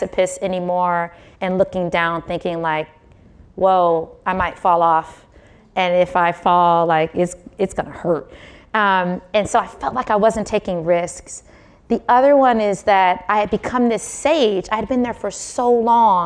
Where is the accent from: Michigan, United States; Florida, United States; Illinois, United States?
Michigan, United States; Detroit; moved away as an adult; also born or lived in Philadelphia / Bay Area; I grew up in Detroit